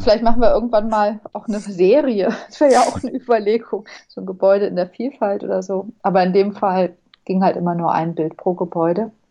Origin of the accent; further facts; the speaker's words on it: Bonn, North Rhine-Westphalia, Germany; moved away as an adult; also born or lived in Southern Germany / abroad; now in Berlin, Germany; Ich bin in Süddeutschland geboren und dann im Ausland und in Bonn aufgewachsen. In Bonn habe ich Abitur gemacht